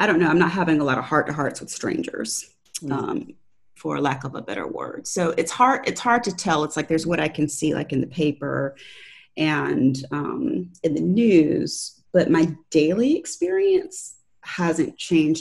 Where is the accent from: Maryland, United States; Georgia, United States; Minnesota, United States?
Georgia, United States; Valdosta; moved away as an adult; also born or lived in Tampa Bay area, Florida / Baltimore / Washington DC area; now in Tallahassee, United States; I grew up in a town called Valdosta, Georgia